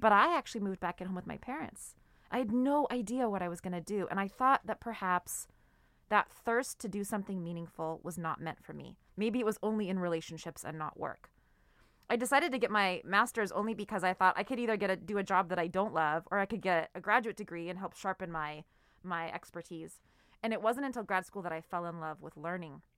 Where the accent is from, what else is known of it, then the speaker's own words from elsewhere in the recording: Seattle, Washington, United States; I'm from Seattle, so it would rain a lot